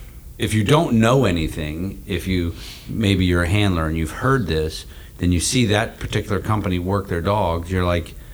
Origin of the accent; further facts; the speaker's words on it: Canton, Ohio, United States; I'm from Canton, Ohio, and we have the Pro Football Hall of Fame there